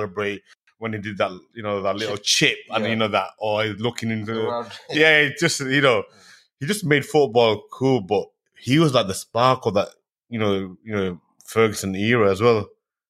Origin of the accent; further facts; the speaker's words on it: Manchester, North West England, United Kingdom; I'm from Manchester